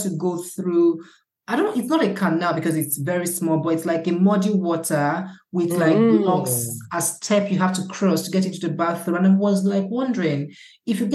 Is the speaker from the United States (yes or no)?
no; Awka, Anambra, Nigeria; I grew up in Akka